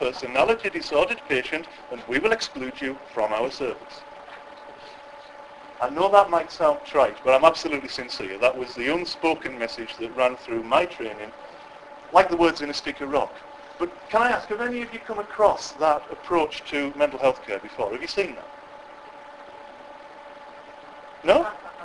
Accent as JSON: {"language": "English", "area": "West Cumbria", "region": "North West England", "country": "United Kingdom", "said": "I'm from West Cumbria, so that's where the accent is"}